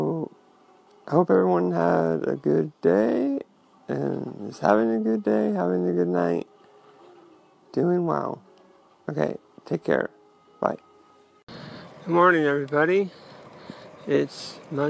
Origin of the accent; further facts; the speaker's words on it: Santa Rosa, California, United States; moved away; my hometown, Santa Rosa, California